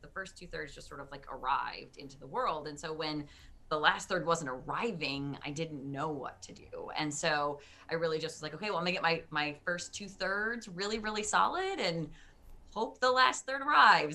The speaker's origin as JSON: {"language": "English", "town": "Detroit", "region": "Michigan", "country": "United States", "tie": "born or raised there", "moved": "as an adult", "lives_now": "Maryland, United States", "said": "I am originally from Detroit, Michigan. Um, I lived my first 30 or so years there and a proud Michigander"}